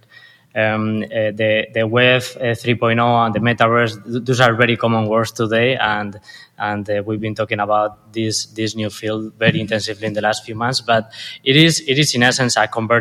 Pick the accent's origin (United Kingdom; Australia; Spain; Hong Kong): Spain; accent: Spanish; English is a second language; moved away as an adult; now in Los Angeles, United States; I was born and raised in Spain, as you can tell by now by my accent.